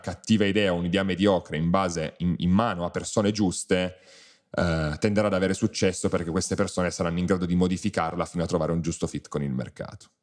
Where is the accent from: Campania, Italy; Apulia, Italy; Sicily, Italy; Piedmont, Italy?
Piedmont, Italy; da buon piemontese bevo vini, bevo vini piemontesi